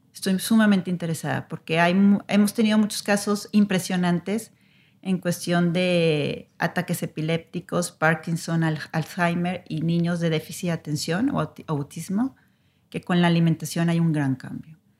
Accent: Mexico; nosotros como mexicanos

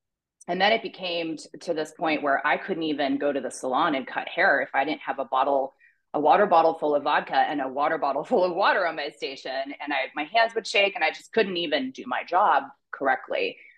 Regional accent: Pakistan; also born or lived in Toronto, Canada / Afghanistan; So I was born in Toronto. My parents are Christian missionaries, and I grew up in Pakistan and Afghanistan, dry countries, no alcohol.

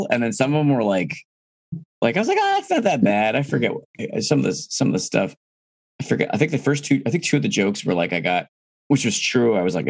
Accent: East Coast, United States; now in Midwest, United States; I'm from the East Coast. I talk fast.

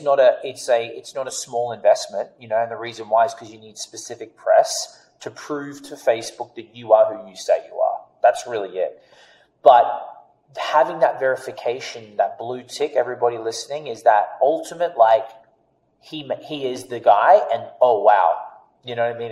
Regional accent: Australia; accent: Australian; moved away; I'm Australian.

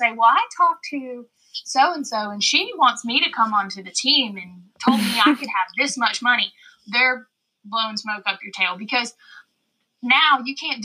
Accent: Live Oak, Florida, United States; I am a shortstop from Live Oak, Florida.

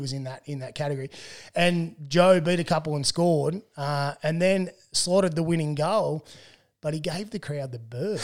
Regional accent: Tumut, New South Wales, Australia; I grew up in Tumut

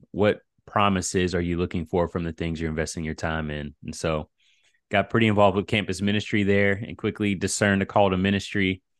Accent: Virginia Beach, Virginia, United States; also born or lived in Silver Spring, Maryland / Sicily / Texas; I am from Virginia Beach, Virginia. I grew up in an amazing home with two Christian parents. I was baptized around 10 or 11 years old. My dad was in the Navy, so we moved around a little bit.

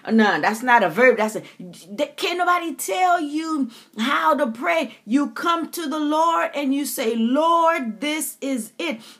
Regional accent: U.S. Virgin Islands; growing up in the Caribbean, my country taste of thee, sweet land of liberty, we, we said our uh, Virgin Island anthem.

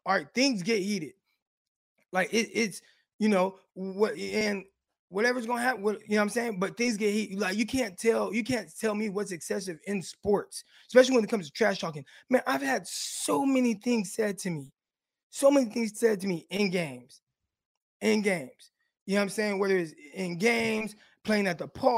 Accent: Stockton, California, United States; I'm from Stockton, California, Valverde Park

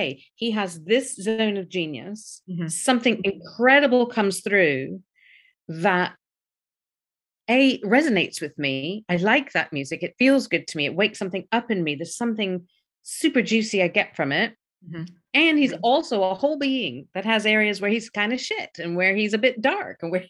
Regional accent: Memphis, Tennessee, United States; I grew up in the South in America

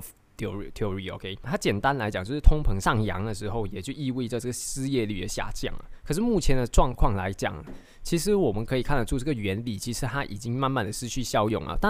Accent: Malaysia; 我们都知道，身为马来西亚人，接下来可能会有啊好几个政治动荡

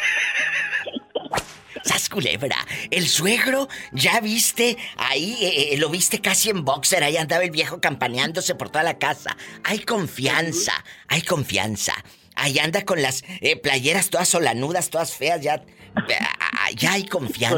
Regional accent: Tamaulipas, Mexico; Como dicen en mi tierra, ah, allá en, Tamaulipas o en, Matamoros o en Bronzeville

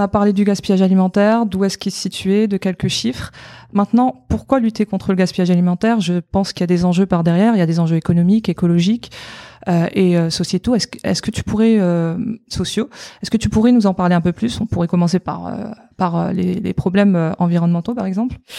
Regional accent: France; nous, en tant que Français

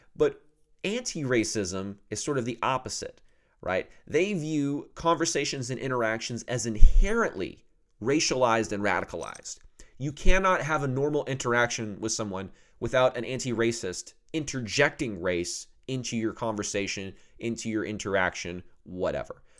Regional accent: the South, United States; also born or lived in Oklahoma; I'm from the South

